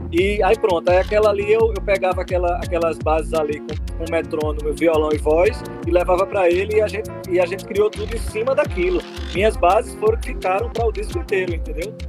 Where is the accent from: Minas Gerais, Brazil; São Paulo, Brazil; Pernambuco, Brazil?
Pernambuco, Brazil; Arcoverde; da musicalidade da minha terra de Arco Verde, que é o samba de coco.